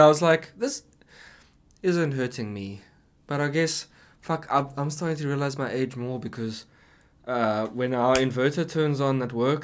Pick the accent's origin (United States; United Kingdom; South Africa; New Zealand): South Africa; now in British Columbia, Canada; I'm from South Africa